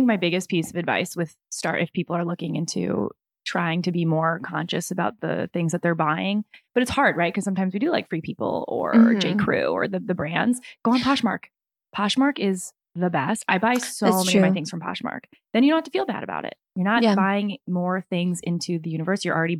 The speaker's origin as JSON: {"language": "English", "region": "Midwest", "country": "United States", "said": "I'm also from the Midwest, and I would never buy gas station cheese."}